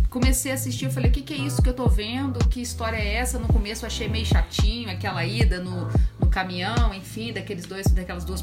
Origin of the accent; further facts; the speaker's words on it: Mimoso do Sul, Espírito Santo, Brazil; nós somos daqui de Mimoso do Sul, cidade do interior do Espírito Santo